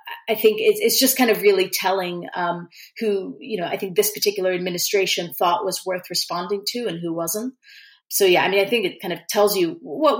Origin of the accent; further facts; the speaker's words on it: United States; As an American